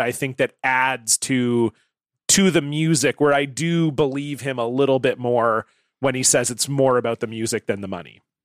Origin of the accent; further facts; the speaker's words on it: Canada; I'm obviously from Canada